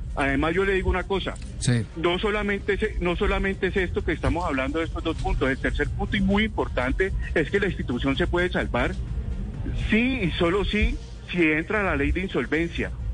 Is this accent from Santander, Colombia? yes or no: no; Cali, Valle del Cauca, Colombia; yo como caleño